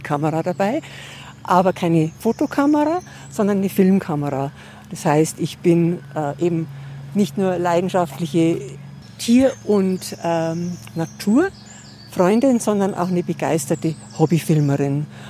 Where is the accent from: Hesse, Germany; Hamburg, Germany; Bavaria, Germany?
Bavaria, Germany; a small village 30-40 km from Munich; now in Munich, Germany; Ich bin tatsächlich nicht in München geboren, sondern in einem kleinen Dorf, so 30, 40 Kilometer weg.